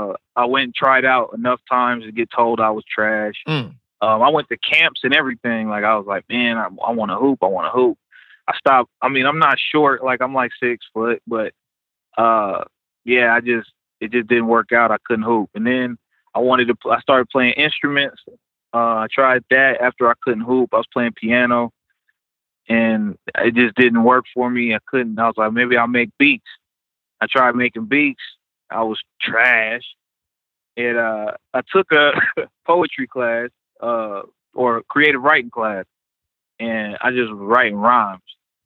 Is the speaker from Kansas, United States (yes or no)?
yes; Kansas, United States; also born or lived in Kentucky / Memphis, Tennessee; So I was born in Kentucky, shot me back down to Memphis for a little bit where I got a little bit of schooling. But then he retired from the military and found out that it was cheap in Kansas. So I ended up being grown up here.